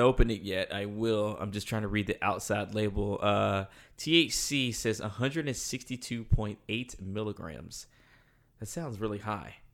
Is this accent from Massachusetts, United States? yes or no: no; North Carolina, United States; moved away as an adult; now in Los Angeles, United States; I am from North Carolina. Um, I moved to L A about seven years ago